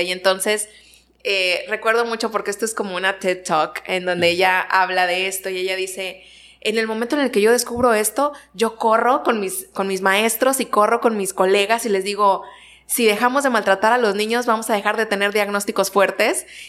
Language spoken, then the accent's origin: Spanish; Ciudad Victoria, Tamaulipas, Mexico; moved away as an adult; now in Nuevo Laredo, Mexico; Yo soy originaria de Ciudad Victoria